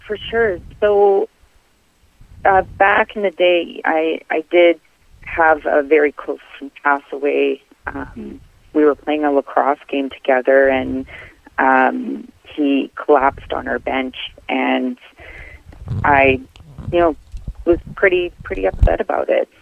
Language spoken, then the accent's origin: English; Winnipeg, Manitoba, Canada; I born and raised in Winnipeg, Manitoba, Canada